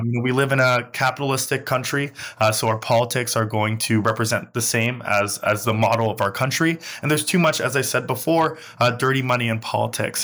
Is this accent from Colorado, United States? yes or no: no; New York City, New York, United States; I grew up in Crown Heights